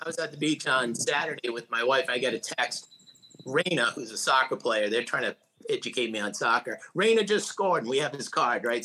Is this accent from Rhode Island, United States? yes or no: yes; Providence, Rhode Island, United States; I grew up in Providence, Rhode Island. I'm still in Rhode Island.